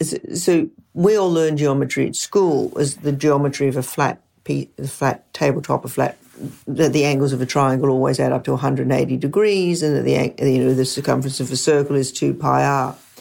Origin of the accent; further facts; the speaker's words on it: Brisbane, Queensland, Australia; we grew up in Brisbane, Australia, which is the state where the Great Barrier Reef is.